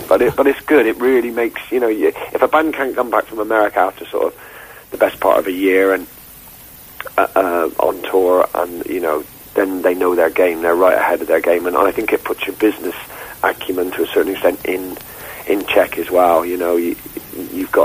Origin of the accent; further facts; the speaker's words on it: Gloucester, South West England, United Kingdom; I was born in Gloucester